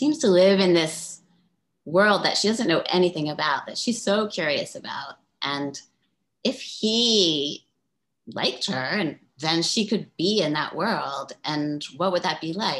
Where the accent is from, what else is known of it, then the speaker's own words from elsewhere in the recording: Baltimore, Maryland, United States; moved away as an adult; also born or lived in East Village, New York / Providence, Rhode Island; I lived in the East Village in the 80s and I'm from Baltimore and I went to Brown